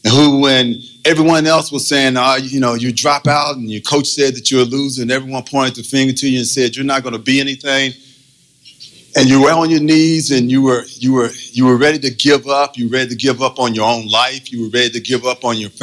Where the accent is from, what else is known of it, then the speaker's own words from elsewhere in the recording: Austin, Texas, United States; moved away as an adult; also born or lived in Oakland, California; From Texas, I'm from Austin, Texas.